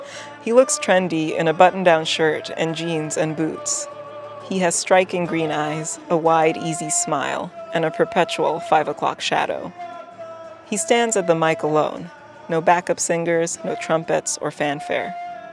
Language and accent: English; Fresno, California, United States; moved away as an adult; now in Boston, United States; I grew up in Fresno, but this is my first Art Hop. When I was a kid, downtown felt deserted. I couldn't wait to escape to a big East Coast city, which is what I did. I've been gone for almost a decade, and I live in Boston.